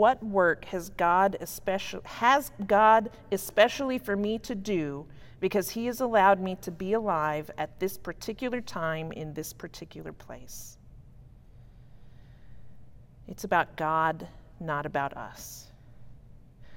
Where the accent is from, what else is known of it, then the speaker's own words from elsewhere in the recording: Berea, Kentucky, United States; My hometown is Berea, Kentucky.